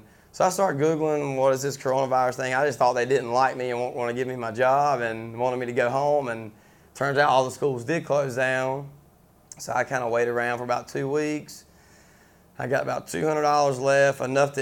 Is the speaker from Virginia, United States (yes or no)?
no; Snow Hill, North Carolina, United States; also born or lived in Kinston, North Carolina / Long Beach, California / Hollywood, California; I'm from Snow Hill, North Carolina